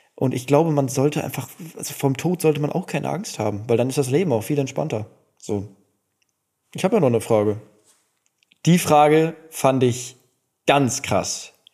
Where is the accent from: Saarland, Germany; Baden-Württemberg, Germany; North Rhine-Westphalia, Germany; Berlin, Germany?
North Rhine-Westphalia, Germany; Duisburg; also ich bin ja in Duisburg groß geworden